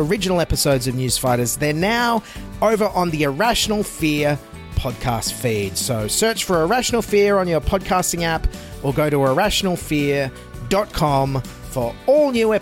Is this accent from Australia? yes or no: yes; Cobargo, New South Wales, Australia; the town I grew up in on the New South Wales South Coast, Cobargo